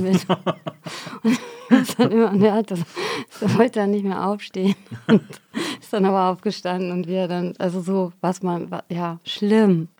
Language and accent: German; Xanten, North Rhine-Westphalia, Germany; also born or lived in Geldern; Ich bin ja in Xanten zur Schule gegangen